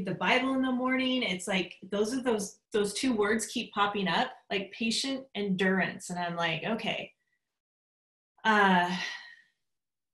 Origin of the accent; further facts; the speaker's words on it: Vancouver, Washington, United States; I'm from Vancouver, Washington. Have lived here all my life